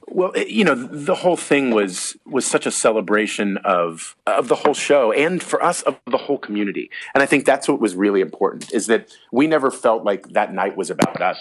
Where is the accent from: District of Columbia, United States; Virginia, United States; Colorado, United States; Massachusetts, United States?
District of Columbia, United States; Washington; moved away as an adult; now in New York City, United States; my hometown